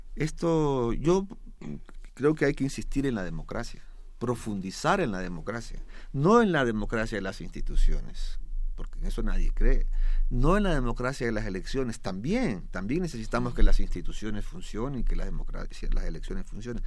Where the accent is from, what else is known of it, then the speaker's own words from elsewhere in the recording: Ecuador; yo soy ecuatoriano